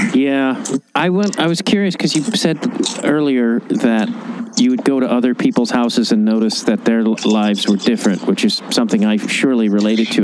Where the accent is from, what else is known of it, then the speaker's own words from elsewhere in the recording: Chicago, Illinois, United States; I feel like I'm from Chicago